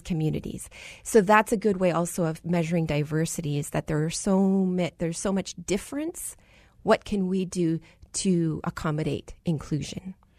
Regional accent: United States; the first generation American. I was born to a Punjabi Sikh father who immigrated from India, New Delhi

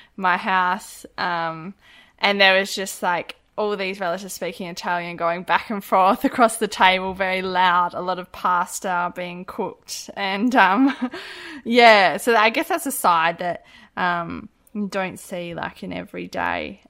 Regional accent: Harvey, Western Australia, Australia; also born or lived in Kimberley; I grew up in Harvey in the southwest

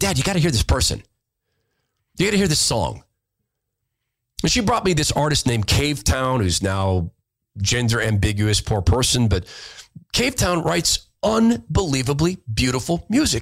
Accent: Spokane, Washington, United States; growing up in Spokane

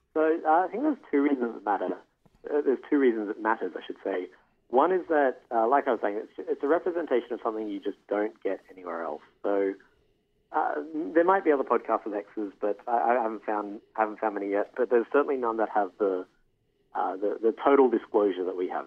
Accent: Australia; now in Toronto, Canada; I'm an Australian calling from Toronto.

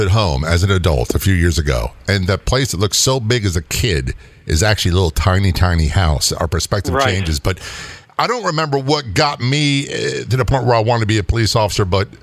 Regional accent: St. Mary's County, Maryland, United States; I am from St. Mary's. I lived in St. Okay. Mary's County

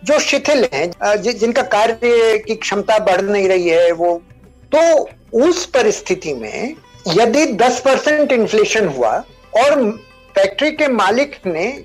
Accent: Rajasthan, India; देखिए मैं मारवाड़ी हूं तो उनमें कहावत है कि बनिए की दो पूर्णिमा एक सी नहीं होती

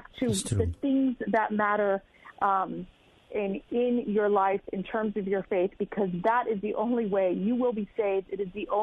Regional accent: United States; my father was born and raised in Cuba. I was actually born here in the U.S. To a very tight Cuban family

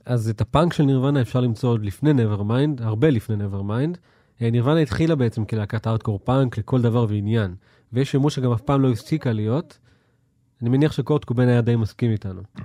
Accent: Israel; מה, מאיפה אתה בישראל? ואני כאילו, אמ, מתל אביב

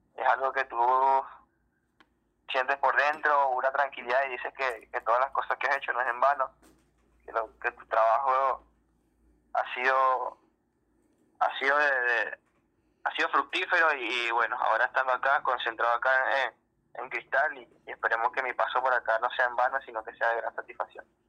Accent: Venezuela; moved away as an adult; now in Peru; era un jugador de nombre en mi país

